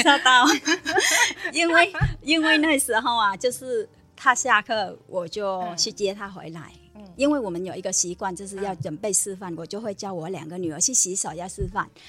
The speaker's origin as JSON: {"language": "Chinese", "country": "Vietnam", "first_language": "Vietnamese", "second_language": "Chinese", "moved": "as an adult", "lives_now": "Taiwan", "said": "我是越南的嘛，嗯。越南的话，因为我们家越南的话，我本身是越南人"}